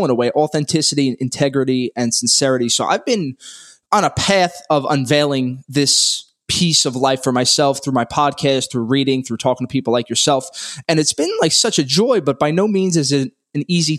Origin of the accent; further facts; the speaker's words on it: New York City, New York, United States; I grew up in Brooklyn, New York, born and raised. I haven't left